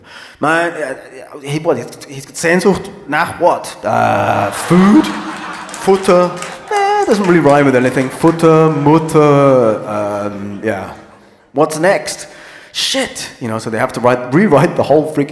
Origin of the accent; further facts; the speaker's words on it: United Kingdom; I'm British